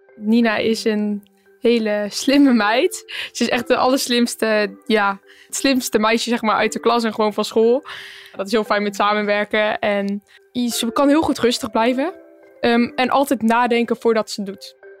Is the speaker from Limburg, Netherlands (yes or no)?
no; Empel, North Brabant, Netherlands; we komen ook uit Empel